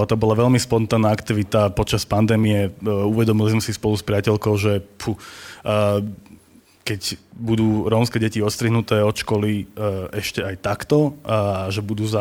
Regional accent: Bratislava, Bratislava Region, Slovakia; pochádzam teda zo zmiešanej rodiny a narodil som sa v Bratislave

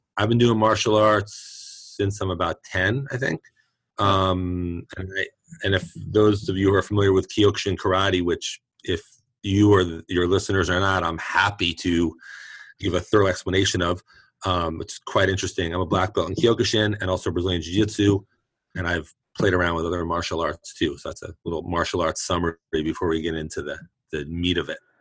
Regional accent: New York City, New York, United States; now in San Francisco Bay Area, United States; I'm born and raised in Brooklyn

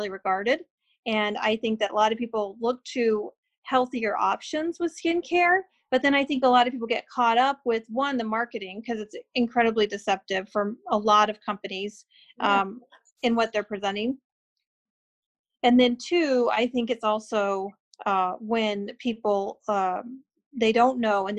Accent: Phoenix, Arizona, United States; also born or lived in Lansing, Michigan / Grand Rapids, Michigan; now in Michigan, United States; growing up in Phoenix

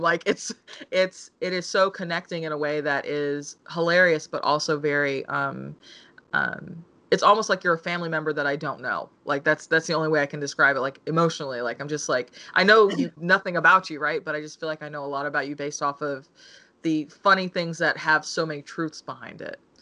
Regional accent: United States; I'm African American and my mother's Korean.

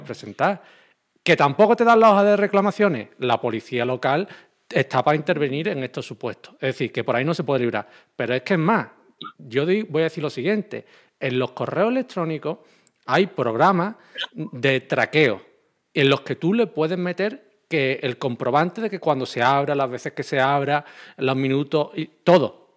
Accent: Andalusia, Spain; como soy de Andalucía, me expreso así

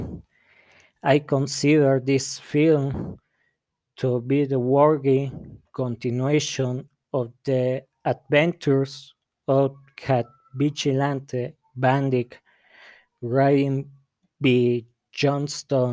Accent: La Barca, Jalisco, Mexico; English is a second language; I'm from La Barca, Jalisco

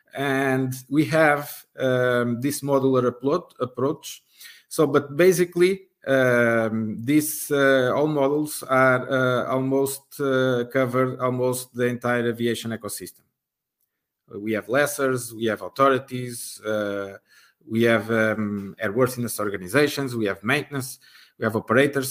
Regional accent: Portugal; I'm from Portugal

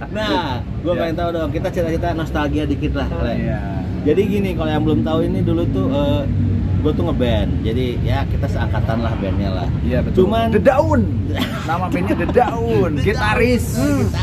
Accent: Bandung, West Java, Indonesia; now in Jakarta, Indonesia; gue itu kan berasal dari Bandung gue Bandung itu Bandung hometown gue

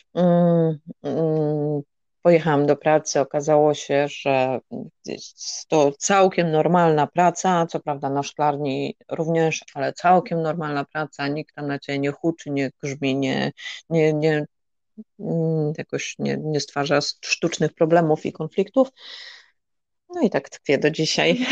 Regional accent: Polish coast, Poland; moved away as an adult; now in Netherlands; ja pochodzę z Polski, z Nadmorza

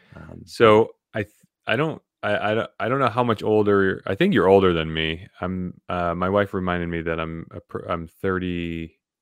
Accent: New England, United States; also born or lived in Vermont; born and raised in New England

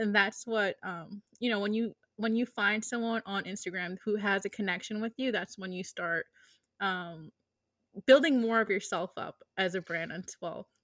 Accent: Lawrence, Massachusetts, United States; now in Boston, United States; I was born, born and raised in Lawrence

